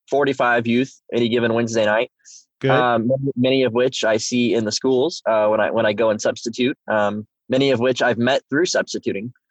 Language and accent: English; Whittier, Alaska, United States; born there; I was I was born in Alaska. Uh, I lived in uh, Whittier, Alaska, which actually is a really fascinating town